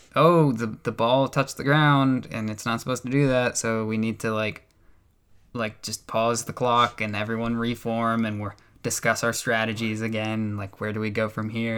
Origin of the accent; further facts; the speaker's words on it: United States; I'm the American here